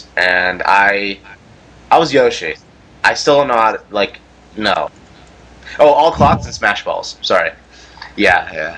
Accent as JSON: {"language": "English", "country": "Australia", "said": "No, I'm Australian."}